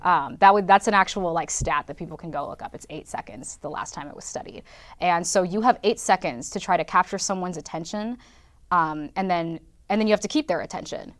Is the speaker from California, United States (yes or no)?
yes; California, United States; moved away as an adult; also born or lived in Los Angeles / Sioux City, Iowa; now in Madison, United States; I grew up in California